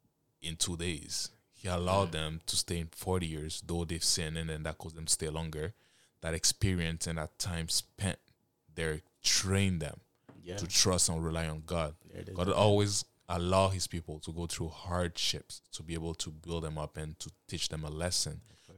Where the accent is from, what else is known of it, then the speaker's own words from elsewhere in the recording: Canada; also born or lived in Africa; I grew up in Africa for like 9 years when I was a kid. And I grew up in Canada. And I'll be honest, I've noticed a lot of changes when I came in a Western country.